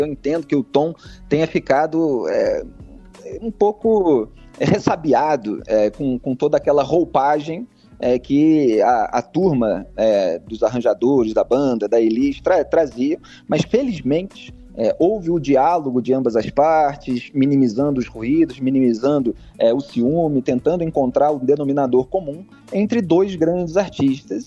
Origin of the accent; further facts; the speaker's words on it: Rio de Janeiro, Brazil; now in São Paulo, Brazil; eu, como carioca, estou acostumado